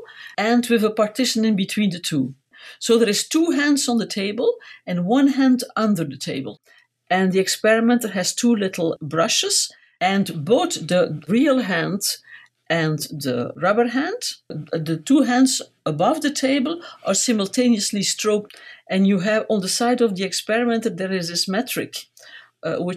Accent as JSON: {"language": "English", "town": "Ghent", "region": "Flanders", "country": "Belgium", "tie": "born or raised there", "said": "I was born in Ghent, which is a city in Belgium"}